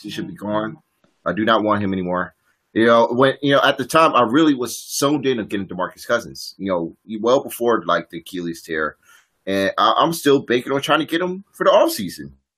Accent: Richmond, Virginia, United States; my hometown VCU Rams

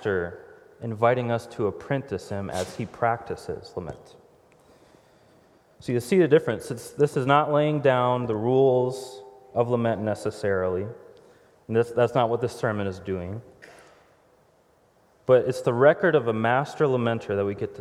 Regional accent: Houston, Texas, United States; moved away; we're from Houston, Texas originally, so I'd be driving down Highway 6 in Houston, Texas area.

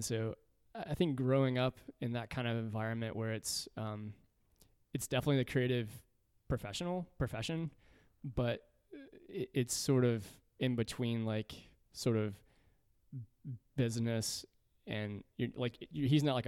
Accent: Centerville, Tennessee, United States; I grew up in a rural part of Middle Tennessee called Centerville

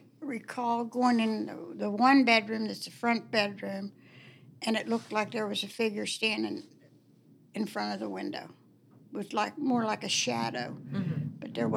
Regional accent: Warwood, West Virginia, United States; born there; I was born in Warwood. Warwood hasn't changed since I was a little girl.

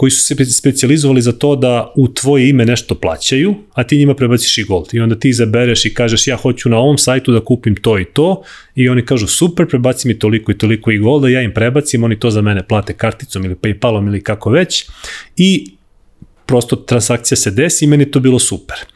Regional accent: Serbia; zato što si mhm. iz Srbije, to jest iz Jugoslavije tada.

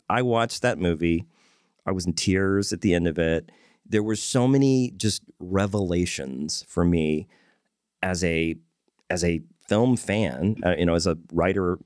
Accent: Corpus Christi, Texas, United States; moved away as an adult; now in Fort Worth, United States; I was born and raised in Corpus Christi.

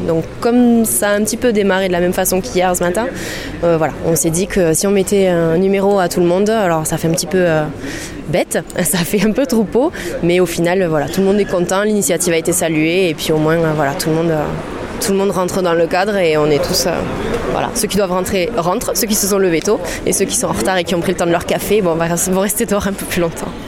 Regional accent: Toulouse, Occitania, France; je suis toulousaine, j'habite juste à côté du canal

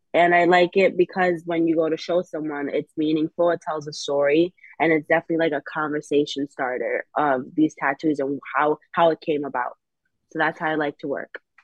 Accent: New Haven, Connecticut, United States; also born or lived in Hamden; I'm born and raised in New Haven

